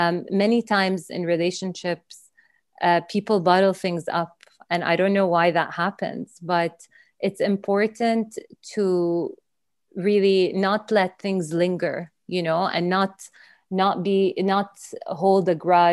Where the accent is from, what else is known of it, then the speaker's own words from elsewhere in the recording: Saudi Arabia; also born or lived in Dubai / London; now in United Kingdom; I'm from Saudi Arabia